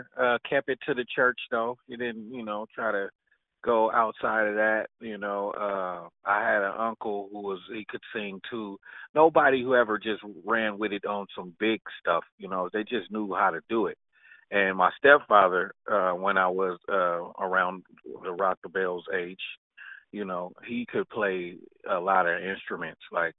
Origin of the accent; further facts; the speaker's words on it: Richmond, California, United States; I grew up in Richmond, California. You know, like that's the Bay